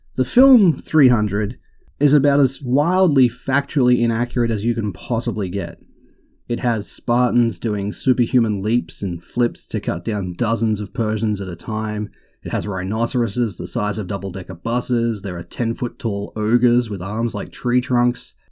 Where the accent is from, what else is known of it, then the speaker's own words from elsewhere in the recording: Australia; I can't help being Australian.